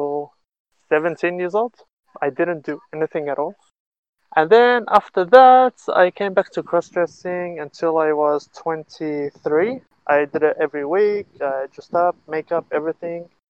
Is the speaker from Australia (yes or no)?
yes; Australia; moved away as an adult; now in Israel; I was born and raised in Australia until I was 18 years old, 17, 18. And I moved here to Israel